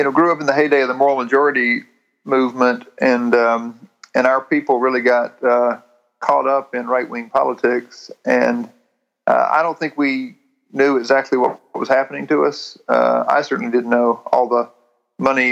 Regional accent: North Carolina, United States; I was raised here in North Carolina in the Baptist Church

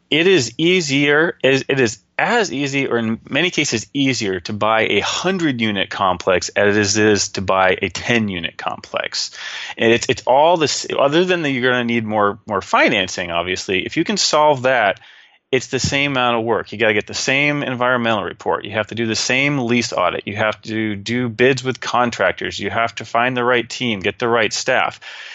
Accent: Texas, United States; I'm like, well, yeah, I'm from Texas, you know.

